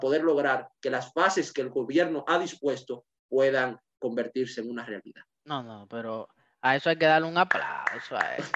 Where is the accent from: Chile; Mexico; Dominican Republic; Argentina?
Dominican Republic; como dominicanos